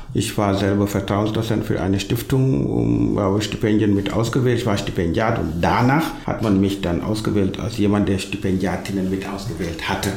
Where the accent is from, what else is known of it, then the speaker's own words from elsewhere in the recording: Senegal; German is a second language; moved away as an adult; now in Halle, Germany; Also meine ursprüngliche Heimat ist Senegal, da bin ich geboren, aufgewachsen, sozialisiert